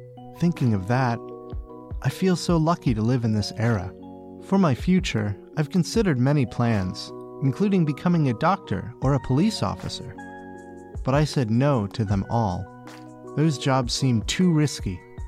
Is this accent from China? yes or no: yes; Beijing, China; I was born in Beijing, lived here my whole life.